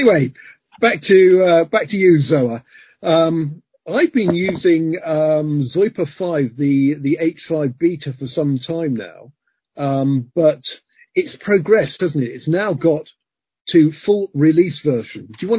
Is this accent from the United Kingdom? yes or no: yes; England, United Kingdom